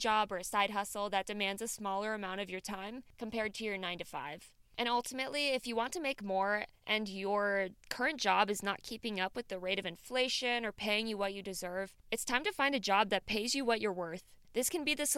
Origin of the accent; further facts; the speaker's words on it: Midwest, United States; I'm from the Midwest